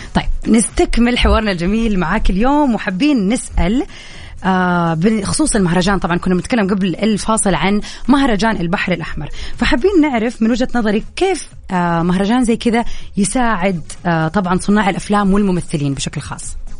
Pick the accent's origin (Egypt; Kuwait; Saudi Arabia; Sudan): Saudi Arabia; عندنا في السعوديه